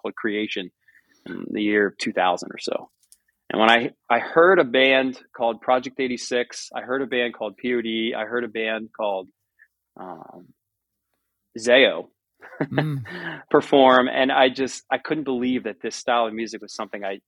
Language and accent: English; United States; my farm that I was born and raised on and now own half of with my brothers and my dad is surrounded by Amish farms